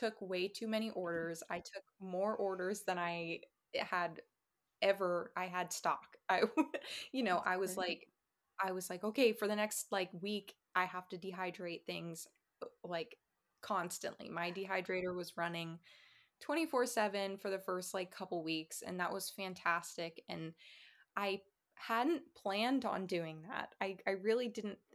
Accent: Florida, United States; moved away; I'm from Florida

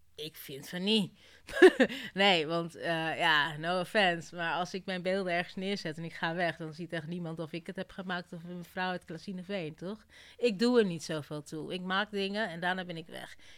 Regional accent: Kenya; moved away; Ik kom uit Kenia

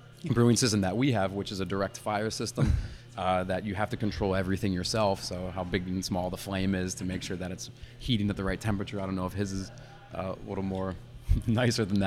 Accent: Ellicott City, Maryland, United States; moved away as an adult; now in Franconia, Germany; I was born in Ellicott City, born and raised here, but married a German, moved over to Franconia

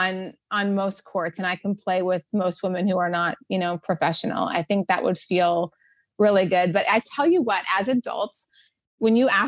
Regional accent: North Dakota, United States; moved away; also born or lived in Washington, D.C.; I grew up in North Dakota, so there was no beach volleyball there

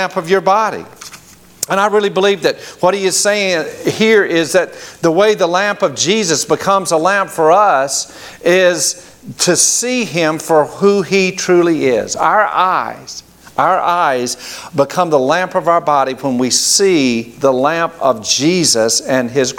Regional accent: Grady, Alabama, United States; moved away; where we grew up in Grady, Alabama

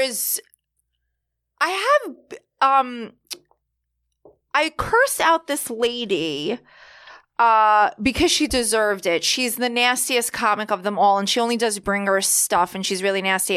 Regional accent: New York, United States; I grew up in New York

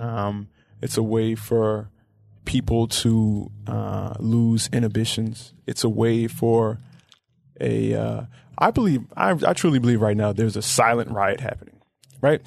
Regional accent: Memphis, Tennessee, United States; I grew up in Orange Mound

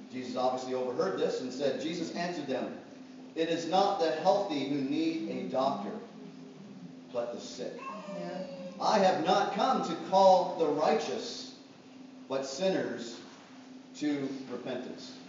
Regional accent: Canada; I'm Canadian.

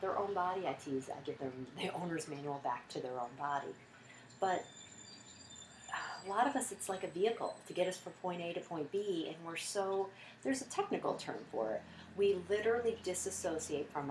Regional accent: United States; we're all American

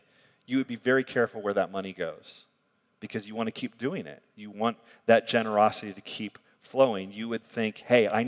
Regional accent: United States; I'm like American

